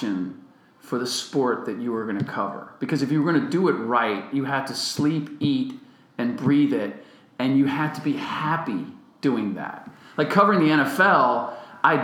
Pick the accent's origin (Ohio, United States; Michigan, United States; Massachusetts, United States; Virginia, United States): Ohio, United States; Cincinnati; moved away; I grew up in Cincinnati